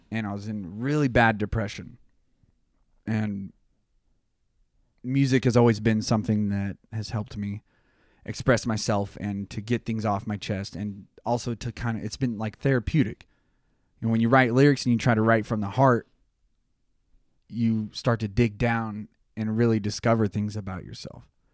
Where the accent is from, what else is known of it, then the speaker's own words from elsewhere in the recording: Tulsa, Oklahoma, United States; We're from Tulsa in the music scene.